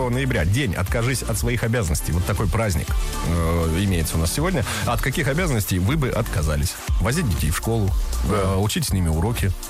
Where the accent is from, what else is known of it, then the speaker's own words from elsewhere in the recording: Moscow, Russia; Я из Москвы.